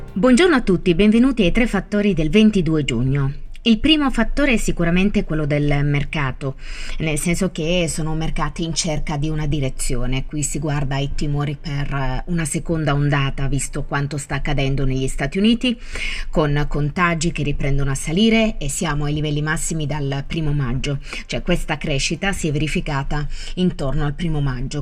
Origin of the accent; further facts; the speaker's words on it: Italy; Conosco anche abbastanza bene il mio paese